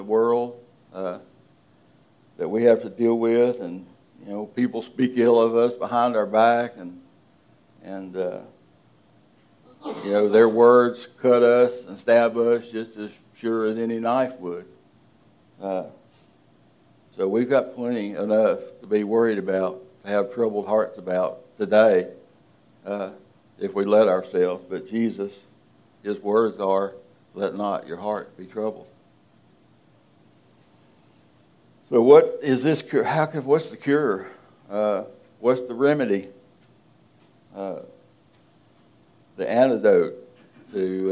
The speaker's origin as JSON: {"language": "English", "region": "Deep South", "country": "United States", "said": "I'm from the deep South"}